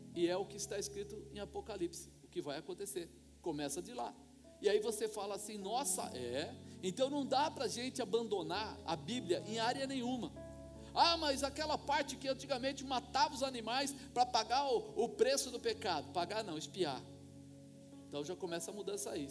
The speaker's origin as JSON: {"language": "Portuguese", "country": "Brazil", "said": "como nós brasileiros costumamos fazer"}